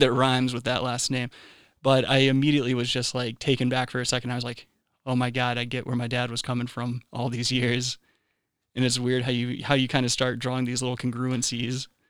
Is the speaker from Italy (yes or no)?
no; South Carolina, United States; my home state of South Kakalaki in Charleston there.